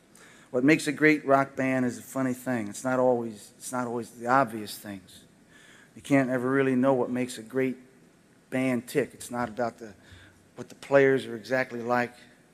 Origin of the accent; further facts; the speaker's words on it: New Jersey Turnpike, United States; moved away; I was from the New Jersey Turnpike.